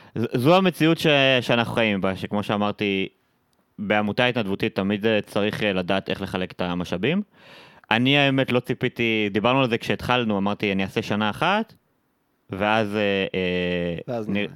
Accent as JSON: {"language": "Hebrew", "town": "Nahariya", "region": "Northern District", "country": "Israel", "tie": "born or raised there", "also_born_or_lived": "Haifa", "moved": "as an adult", "said": "לגדול ילד בצפון הרחוק, בפריפריה, אני במקור מנהריה"}